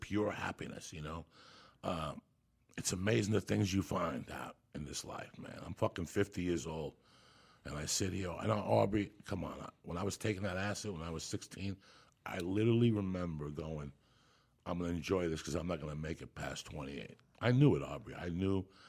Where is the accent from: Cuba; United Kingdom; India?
Cuba; also born or lived in Boulder, Colorado; I'm Cuban, so I was born in Santa Ria religion